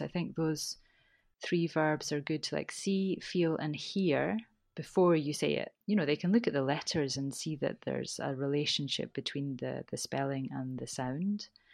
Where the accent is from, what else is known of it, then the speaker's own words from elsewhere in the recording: Scotland, United Kingdom; accent: Scottish; I've got a Scottish accent